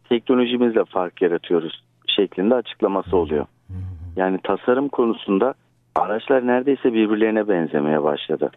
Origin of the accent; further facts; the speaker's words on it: Istanbul, Turkey; merhaba neredensin diye sordukları zaman İstanbul'u söylüyorum